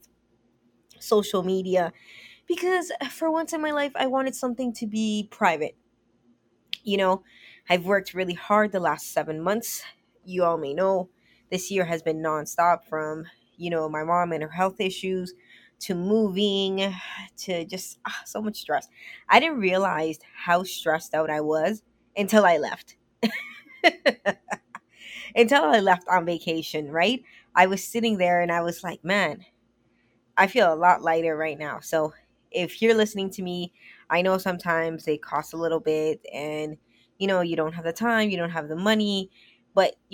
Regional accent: Canada; I'm from Canada

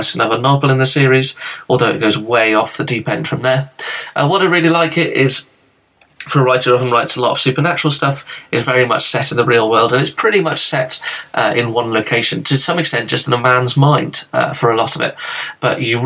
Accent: England, United Kingdom; I'm from England

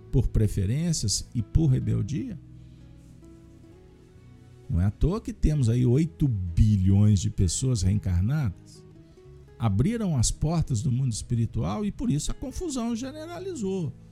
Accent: Minas Gerais, Brazil; eu tenho, no mínimo, que agradecer como uma boa mineira, que fui bem recebida.

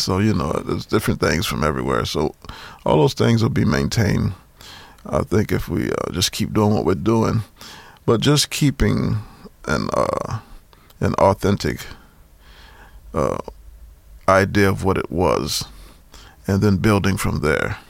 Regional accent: New Orleans, Louisiana, United States; I grew up in New Orleans and we used to dance at my house all the time

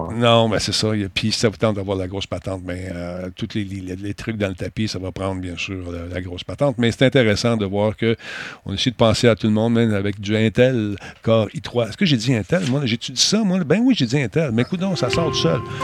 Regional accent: Canada; je suis un Canadien

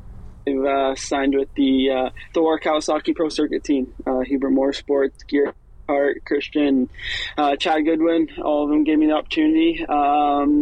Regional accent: Canada

